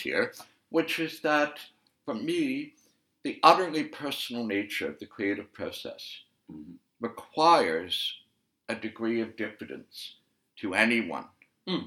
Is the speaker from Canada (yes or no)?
yes; Canada; I'm Canadian